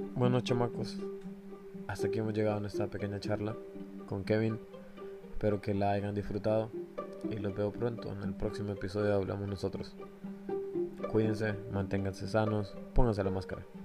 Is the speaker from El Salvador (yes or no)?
yes; El Salvador; moved away; nosotros como salvadoreños